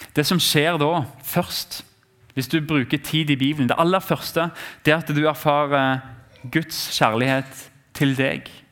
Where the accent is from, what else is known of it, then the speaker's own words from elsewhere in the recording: Norway; vi har som nordmenn